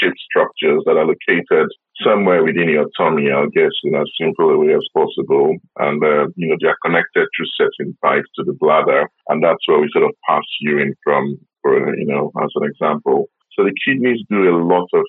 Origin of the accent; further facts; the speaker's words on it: Nigeria; now in United Kingdom; I'm originally from Nigeria, which means I have an Afro-Caribbean heritage.